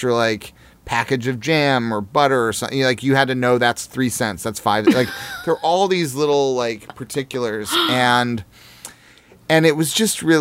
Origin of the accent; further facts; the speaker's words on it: Jefferson City, Missouri, United States; moved away; I grew up in Jefferson City